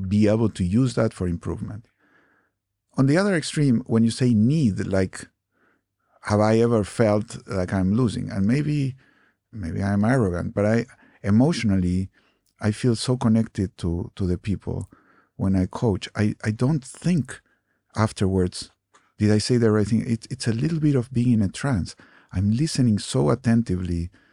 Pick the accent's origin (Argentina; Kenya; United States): Argentina; moved away; I grew up in Argentina. I was born in Argentina